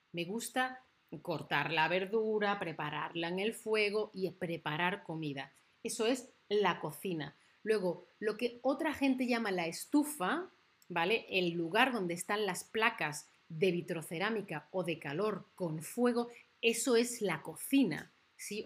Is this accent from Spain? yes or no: yes; Spain; que soy de España